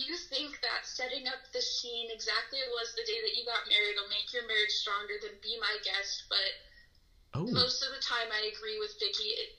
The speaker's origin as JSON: {"language": "English", "region": "Illinois", "country": "United States", "said": "I'm from Illinois. I have family in Missouri."}